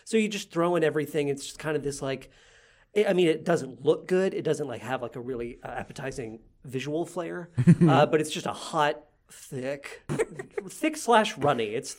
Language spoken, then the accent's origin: English; Owensboro, Kentucky, United States; I grew up in Owensboro, Kentucky, mm-hmm. which is, it's small